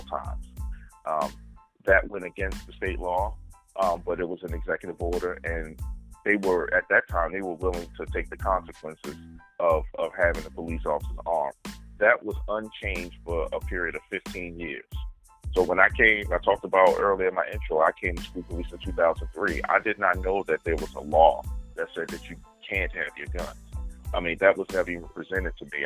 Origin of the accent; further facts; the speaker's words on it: Baltimore, Maryland, United States; we, as Baltimore City residents and born and raised in the Baltimore City public school system